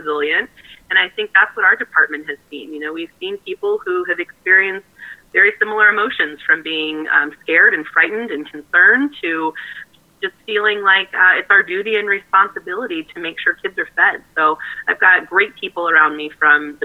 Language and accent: English; Southern California, United States; I was born and raised in Southern California